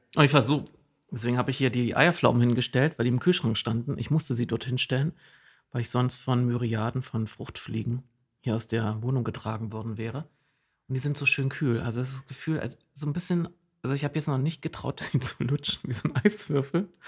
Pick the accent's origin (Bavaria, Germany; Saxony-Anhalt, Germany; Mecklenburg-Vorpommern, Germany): Saxony-Anhalt, Germany; Jessen; accent: Berlin-like dialect with Saxon influences; now in Oldenburg, Germany; meine Heimat liegt im Osten Sachsen-Anhalts